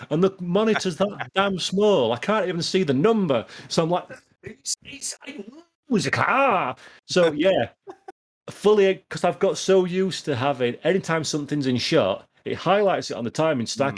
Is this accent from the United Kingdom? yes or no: yes; Yorkshire and the Humber, United Kingdom; I'm a Yorkshireman.